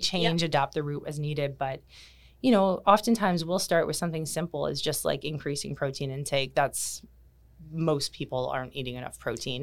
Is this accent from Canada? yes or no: yes; Kitchener, Ontario, Canada; moved away as an adult; now in Bermuda; I was born and raised in Canada, in, um, Kitchener, Ontario